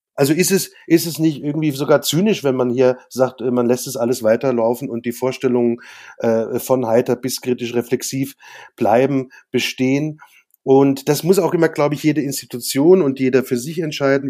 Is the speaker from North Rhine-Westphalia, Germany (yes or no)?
no; Worms, Rhineland-Palatinate, Germany; also born or lived in Mainz / Mannheim; bin ja in Worms geboren und äh, habe da auch meine Schulzeit verbracht